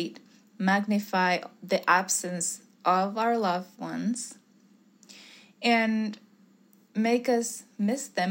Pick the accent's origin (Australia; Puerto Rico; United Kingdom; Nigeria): Puerto Rico; moved away; I'm from Puerto Rico